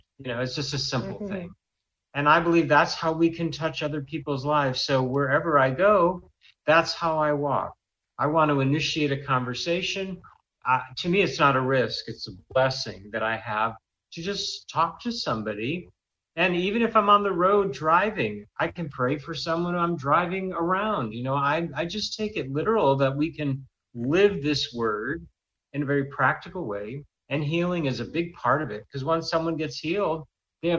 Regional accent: Israel; I was from Israel

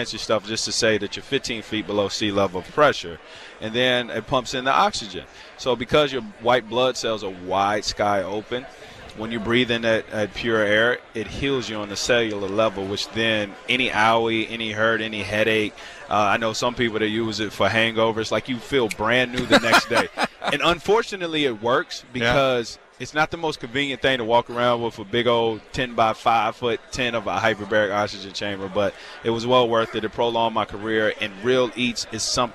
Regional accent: Virginia, United States; I'm from the South. I'm from Virginia

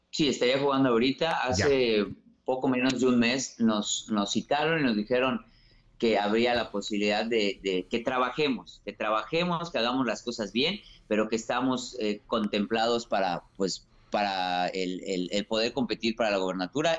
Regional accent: Yucatán, Mexico; como yucateco y político

